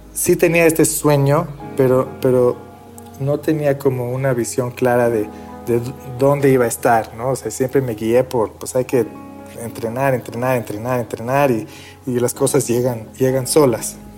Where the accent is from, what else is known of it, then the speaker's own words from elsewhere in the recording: Mexico; also born or lived in Beersheba, Israel / Sweden / Argentina / Boston; crecí en México eh, aprendiendo a hablar eh, en inglés en la escuela, en, en, hebreo en la casa, en español en la tarde con amigos